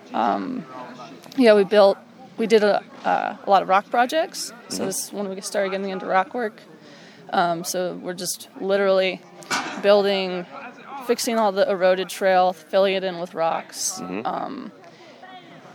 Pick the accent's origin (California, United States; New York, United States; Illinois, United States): New York, United States; moved away; I was from New York